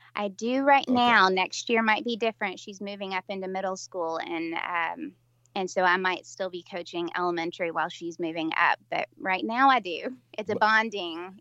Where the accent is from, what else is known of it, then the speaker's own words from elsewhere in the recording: West Tennessee, United States; I'm from Middle Tennessee, and uh, started out in in West Tennessee, but then moved into Middle Tennessee as an adult